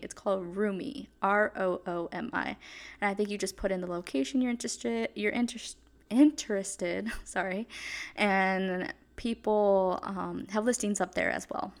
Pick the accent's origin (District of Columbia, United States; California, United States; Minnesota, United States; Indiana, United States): California, United States; moved away as an adult; also born or lived in New York; I was from California